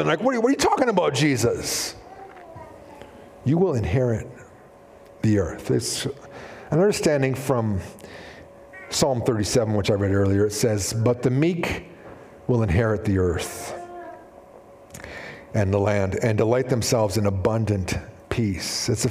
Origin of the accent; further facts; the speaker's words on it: Shuswap, British Columbia, Canada; I grew up in Shuswap